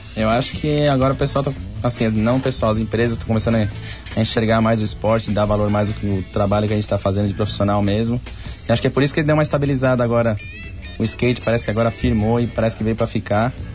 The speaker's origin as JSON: {"language": "Portuguese", "town": "Santo André", "region": "São Paulo", "country": "Brazil", "tie": "born or raised there", "said": "Eu nasci em Santo André mesmo."}